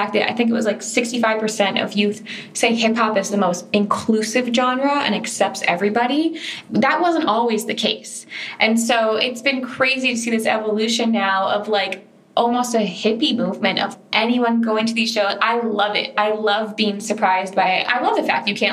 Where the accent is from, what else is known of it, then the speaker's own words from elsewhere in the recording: Fort Lauderdale, Florida, United States; I'm from Fort Lauderdale. So growing up in South Florida, I would go to all these hip hop shows